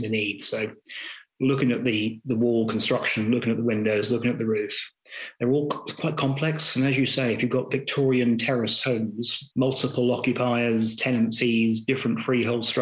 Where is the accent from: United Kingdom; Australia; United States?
United Kingdom; Gorleston, East of England; also born or lived in Norwich; I grew up in Goulston, which is equidistant between Great Yarmouth and Lowestoft